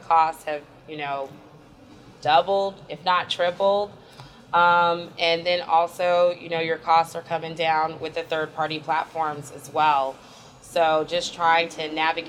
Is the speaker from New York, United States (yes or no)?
yes; New York City, New York, United States; back to Harlem, back to my hometown